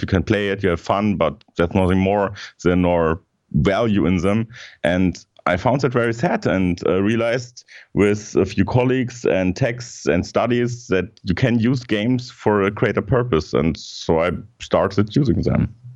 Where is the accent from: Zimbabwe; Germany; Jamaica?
Germany; in Germany, we have some other um, terms